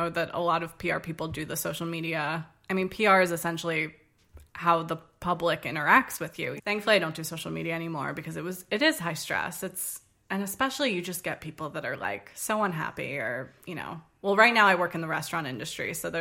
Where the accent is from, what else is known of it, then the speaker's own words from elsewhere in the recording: Arlington, Virginia, United States; also born or lived in Charleston, South Carolina; now in Washington, D.C., United States; I am from Arlington, Virginia, which is right next to Washington, D.C., where I live now. Grew up there, spent my whole life up until 18 there